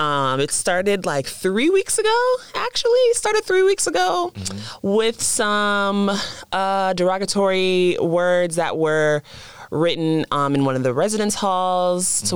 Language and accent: English; the South, United States; moved away; coming from the South